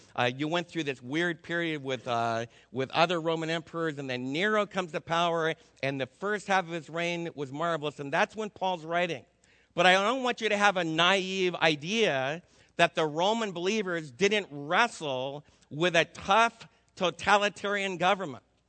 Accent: New Jersey, United States; moved away; I was raised back in New Jersey

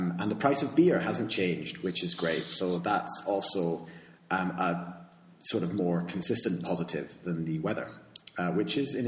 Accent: United Kingdom; now in Spain; I'm fundamentally British

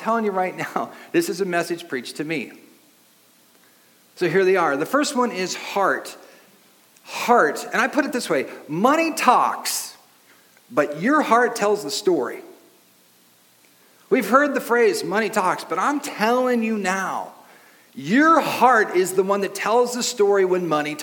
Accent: Long Beach, California, United States; the house I grew up in Long Beach

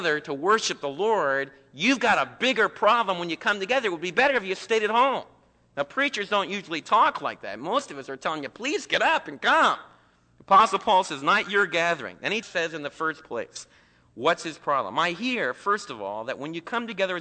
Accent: East Coast, United States; moved away; some of the people that I was raised with back in the East Coast

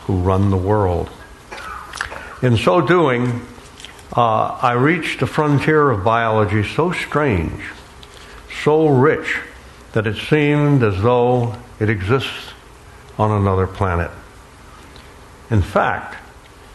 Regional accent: Alabama, United States; also born or lived in Florida; growing up on the Gulf Coast of Alabama and the Florida Peninsula

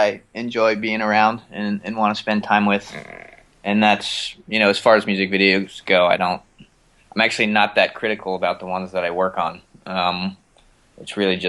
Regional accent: Pittsburgh, Pennsylvania, United States; also born or lived in Philadelphia; now in Los Angeles, United States; I grew up in Pittsburgh, but I lived in Philadelphia for 11 years before

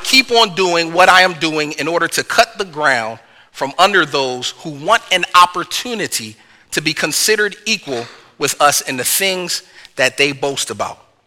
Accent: Philadelphia, Pennsylvania, United States; I'm from the North, I'm from Philly

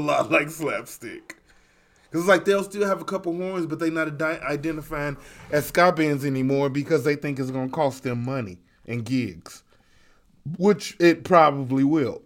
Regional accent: Chicago, Illinois, United States; we are from Chicago

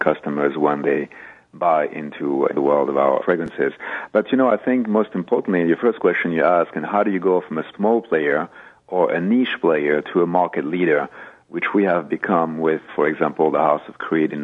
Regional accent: France; moved away as an adult; now in United States; I'm French, but I am an American at heart, having been in this country for over 30 years

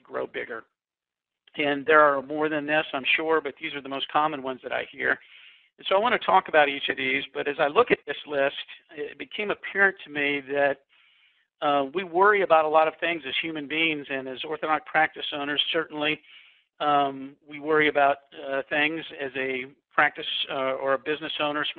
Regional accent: Kansas, United States; now in Summerfield, North Carolina, United States; I grew up in Kansas, and growing up in Kansas, it was kind of a Norman Rockwell experience.

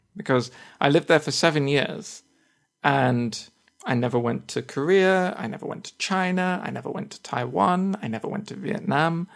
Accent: United Kingdom; accent: British English; first language English; I say that I am a native speaker of, of English, and I also put that, that I'm a British English speaker

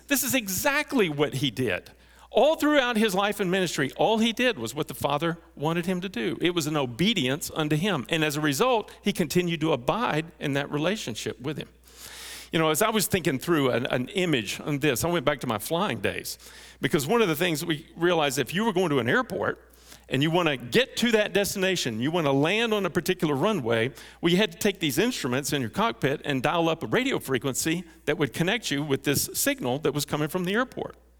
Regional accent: North Texas, United States; I grew up in North Texas

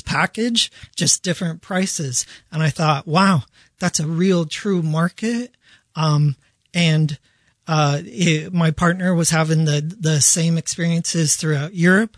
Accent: Denver, Colorado, United States; also born or lived in Bangkok, Thailand; I am from Denver, Colorado

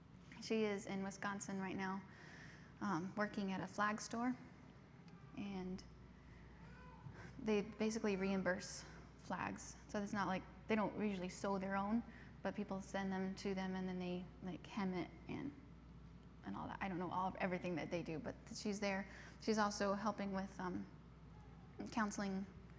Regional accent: Cameroon; So then we grew up in the English part. So we spoke like a kind of a British English, and also pidgin English.

